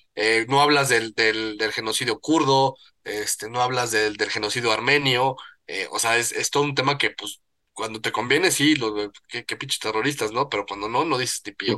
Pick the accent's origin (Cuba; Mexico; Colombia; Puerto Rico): Mexico; como buen mexicano